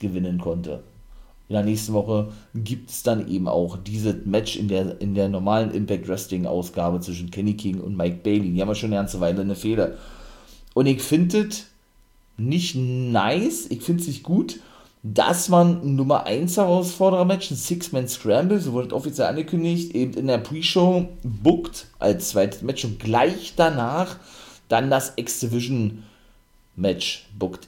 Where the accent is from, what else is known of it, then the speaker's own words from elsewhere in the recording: Germany; hier bei uns in Deutschland